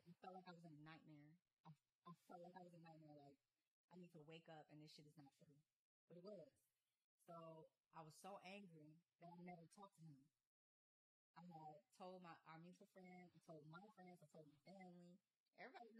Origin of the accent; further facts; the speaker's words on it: Gary, Indiana, United States; accent: country; moved away as an adult; also born or lived in Houston; now in Atlanta, United States; Indiana is not where I'm from. I'm from Gary, Indiana.